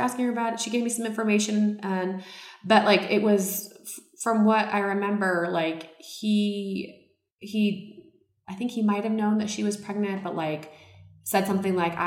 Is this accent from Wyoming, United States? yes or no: no; Seattle, Washington, United States; I was born in Seattle